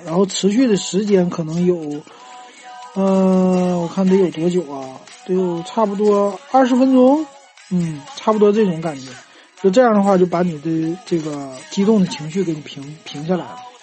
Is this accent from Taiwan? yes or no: no; Northeast China, China; 咱们东北人